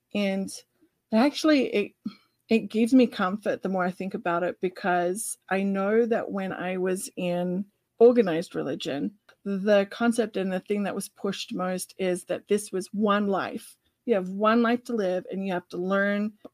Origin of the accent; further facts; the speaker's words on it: Australia; accent: Australian; my Australian accent